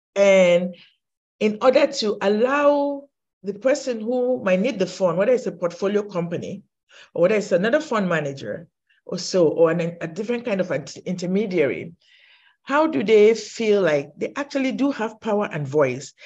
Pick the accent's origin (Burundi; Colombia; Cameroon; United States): Cameroon; I think I was born in Cameroon